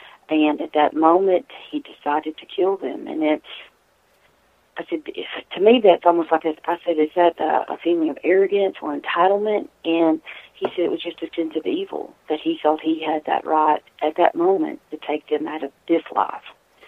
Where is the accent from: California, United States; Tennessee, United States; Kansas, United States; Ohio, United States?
Tennessee, United States; or lived from my hometown where I'm at here in Tennessee.